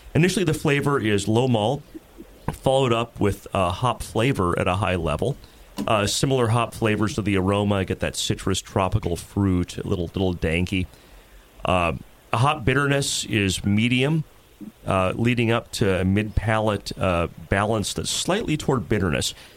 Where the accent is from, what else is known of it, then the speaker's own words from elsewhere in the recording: Jackson, Tennessee, United States; moved away; I spent like almost ten years near Jackson when I was a kid growing up, so not too far from Nashville